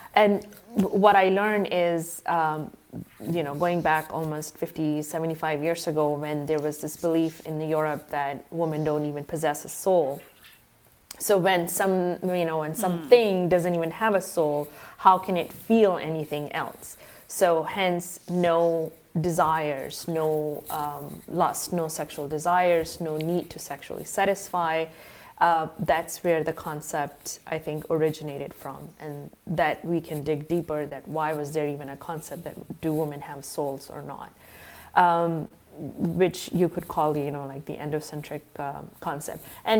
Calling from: Qatar; I am right now in the Middle East. I'm in Qatar.

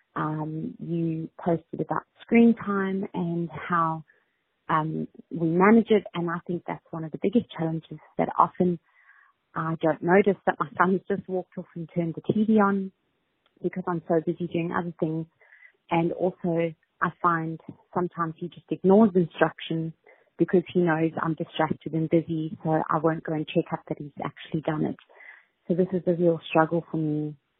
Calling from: Australia; I'm calling from Australia

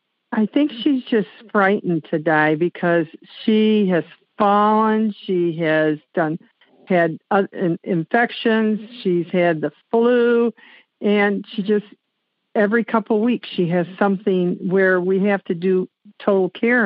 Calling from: Jackson, Michigan, United States; I'm calling from Jackson, Michigan. It's about 30 miles south of Lansing and 30 miles west of Ann Arbor.

